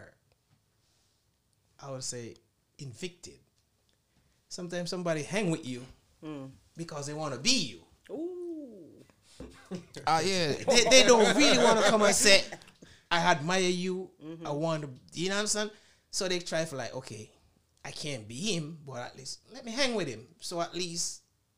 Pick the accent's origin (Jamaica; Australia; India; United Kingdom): Jamaica; moved away; I'm from Jamaica